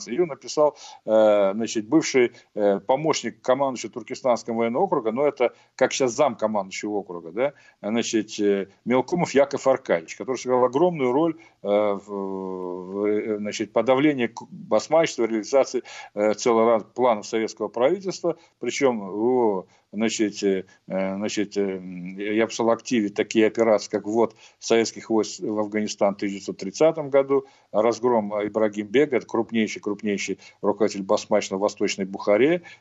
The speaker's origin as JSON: {"language": "Russian", "region": "Fergana Valley", "country": "Uzbekistan", "tie": "born or raised there", "said": "я вообще уроженец Ферганской долины, это одно из центров возникновения этого движения"}